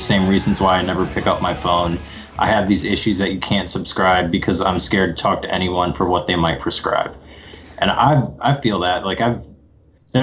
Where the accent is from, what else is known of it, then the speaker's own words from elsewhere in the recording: Ohio, United States; moved away; going back to my hometown after like a long time of not being there. So like when I go back to Ohio now